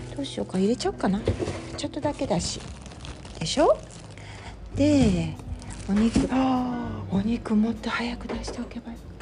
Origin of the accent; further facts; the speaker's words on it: Japan; moved away; 日本に帰る